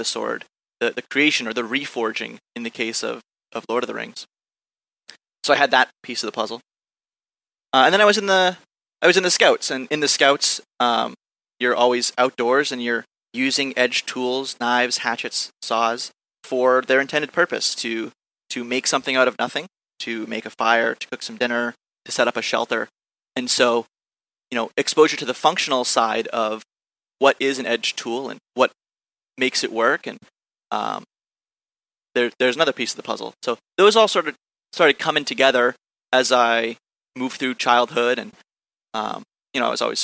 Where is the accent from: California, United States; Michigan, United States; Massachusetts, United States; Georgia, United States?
Massachusetts, United States; Topsfield; my hometown, Topsfield, Massachusetts